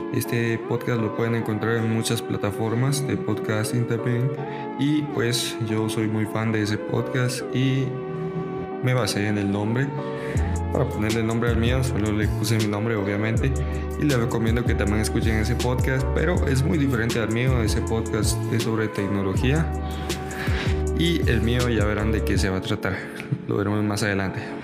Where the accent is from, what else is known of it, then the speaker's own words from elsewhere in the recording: Guatemala; soy un guatemalteco, soy de Guatemala